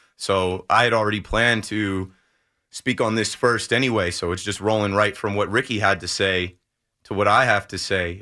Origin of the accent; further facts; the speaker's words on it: Ocean Township, New Jersey, United States; I'm from about an hour south of here in Ocean Township. And I was a seventh grader, thirteen years old